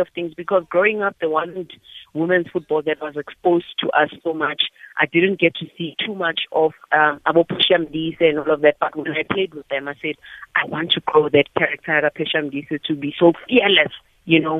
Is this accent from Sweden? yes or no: no; Johannesburg, Gauteng, South Africa; I was born and bred in Alexandra